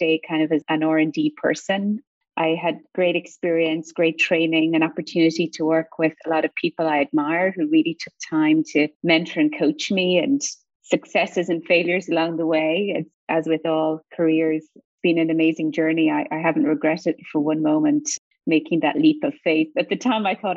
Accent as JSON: {"language": "English", "country": "Ireland", "accent": "Irish lilt", "moved": "as an adult", "lives_now": "United States", "said": "I'm sure your listeners can hear the Irish lilt in my accent. I'm originally from Ireland"}